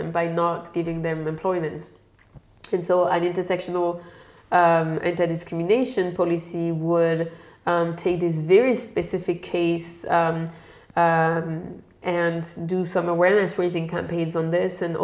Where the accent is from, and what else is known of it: France; born or raised there; moved away as an adult; also born or lived in London, United Kingdom; now in Germany